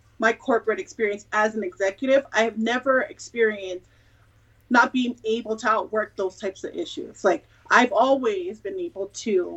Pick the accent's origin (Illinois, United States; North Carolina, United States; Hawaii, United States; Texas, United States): Hawaii, United States; also born or lived in California / Georgia; now in Colorado Springs, United States; So I'm in Colorado Springs, Colorado, by way of California, by way of Georgia, and I'm originally from Hawaii